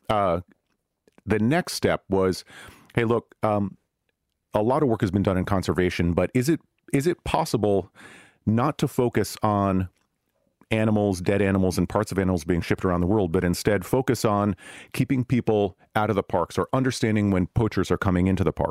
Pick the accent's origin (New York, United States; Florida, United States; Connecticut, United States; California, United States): California, United States; Silicon Valley; I'm from Silicon Valley